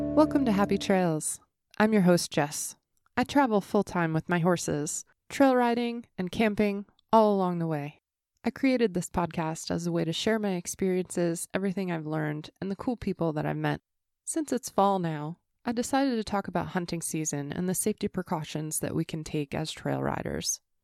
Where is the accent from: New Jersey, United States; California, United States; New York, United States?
New Jersey, United States; moved away; I grew up in New Jersey, where hunting wasn't allowed on Sundays.